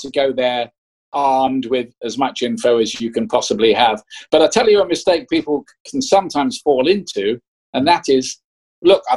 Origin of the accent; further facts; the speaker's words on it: Portsmouth, South East England, United Kingdom; I was born in Portsmouth.